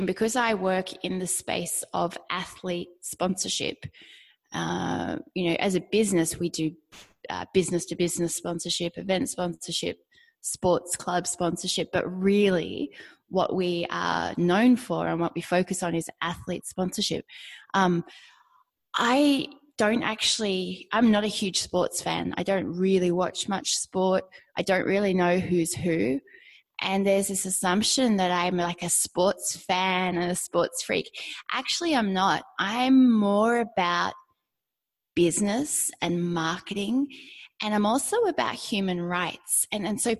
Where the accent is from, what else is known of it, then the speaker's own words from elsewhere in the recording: Australia; Growing up in Australia, everybody does sport and you do lots of sports